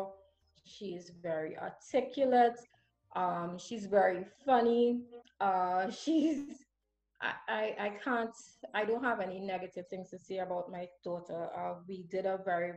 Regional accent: Laventille, San Juan–Laventille, Trinidad & Tobago; I grew up in Lavenville.

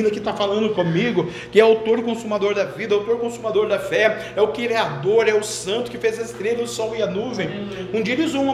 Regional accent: Marajó, Pará, Brazil; a gente é do Marajó, a gente pega o dinheiro mesmo.

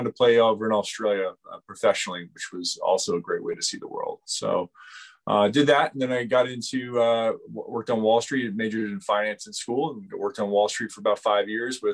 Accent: United States; moved away as an adult; also born or lived in New York City; I grew up in the Washington, D.C. suburbs

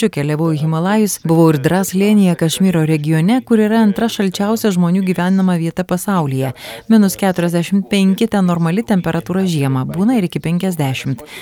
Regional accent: Bhopal, Madhya Pradesh, India; Lithuanian is a second language; now in Kaunas, Lithuania; Man visą tai primena mano miestą Bhopal, centrinėje Indijoje.

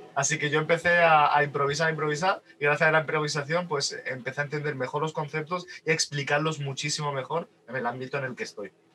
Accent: Málaga, Andalusia, Spain; yo vivo en, un pueblecito de Málaga, bueno, una ciudad de Málaga que tiene más de 100.000 habitantes, en plena costa, y al fin y al cabo yo no soy de Málaga capital

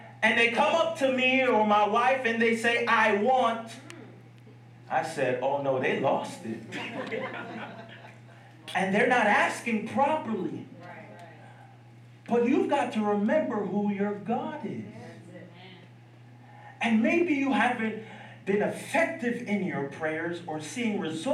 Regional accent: Piscataway, New Jersey, United States; I grew up in Piscataway, New Jersey

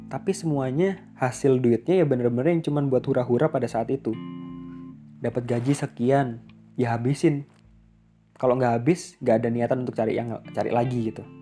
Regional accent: Surabaya, East Java, Indonesia; now in Bali, Indonesia; aku kuliah di aku kuliah di Bali sedangkan aku asal dari Surabaya cukup jauh dan ini adalah pilihanku sendiri aku sendiri yang memilih untuk untuk ngerantau jauh-jauh untuk lanjut sekolah di sini

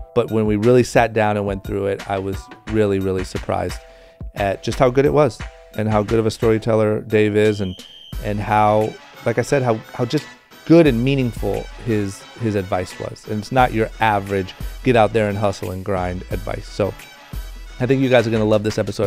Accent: Akron, Ohio, United States; David is my fellow Akron, Ohio uh, native. Grew up very, very close to where I grew up

